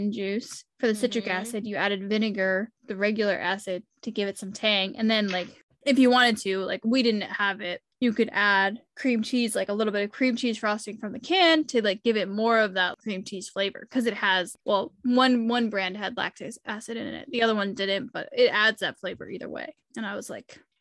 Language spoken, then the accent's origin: English; New England, United States; when I'm from New England